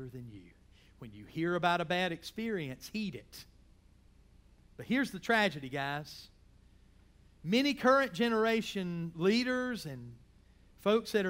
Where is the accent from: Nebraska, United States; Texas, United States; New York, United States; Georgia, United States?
Georgia, United States; I grew up in the South. I grew up in Georgia, and I was taught to call people if they were older than me